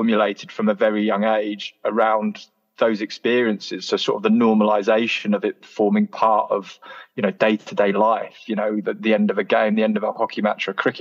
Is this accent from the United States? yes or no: no; Canterbury, South East England, United Kingdom; moved away as an adult; now in Leeds, United Kingdom; I'm originally from Canterbury in Kent, so closer to France than it is to London, actually. And it's a lovely place to grow up, Canterbury